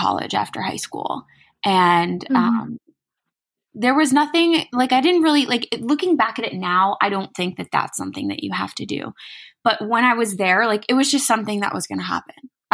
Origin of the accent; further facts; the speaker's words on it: New Jersey, United States; I'm from New Jersey